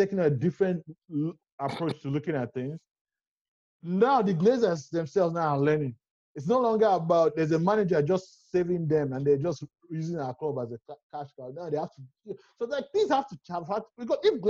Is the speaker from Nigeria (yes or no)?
yes; Nigeria; I'm a Nigerian. I mean, we're all Nigerians here